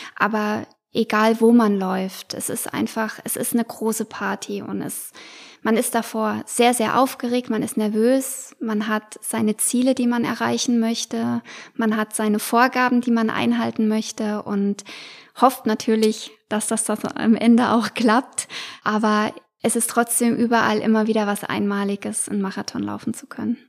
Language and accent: German; Hesse, Germany; bei uns in Hessen